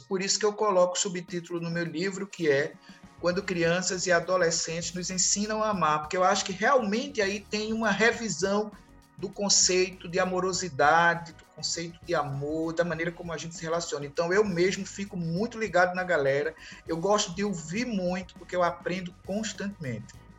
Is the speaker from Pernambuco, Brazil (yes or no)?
yes; Recife, Pernambuco, Brazil; Em Recife, mais precisamente, eu sou do Recife